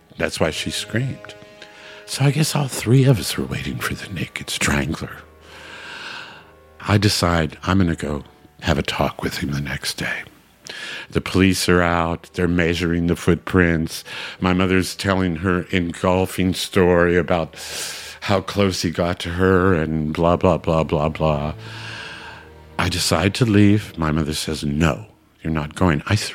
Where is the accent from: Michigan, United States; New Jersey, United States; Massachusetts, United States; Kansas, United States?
Kansas, United States; Hutchinson; We used to have a state fair in my hometown, Hutchinson, Kansas, every year